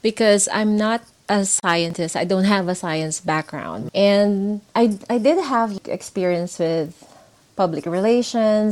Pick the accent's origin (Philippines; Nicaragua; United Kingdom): Philippines; moved away as an adult; also born or lived in Singapore / Dubai; I grew up in the Philippines